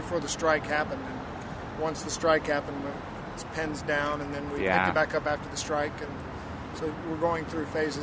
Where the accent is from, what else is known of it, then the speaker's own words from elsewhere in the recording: North Carolina, United States; moved away; growing up in North Carolina, acting was not a career choice.